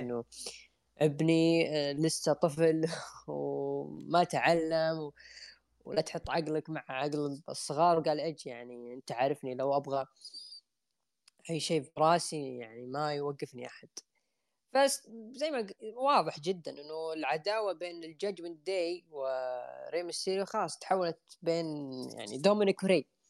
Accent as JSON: {"language": "Arabic", "country": "Saudi Arabia"}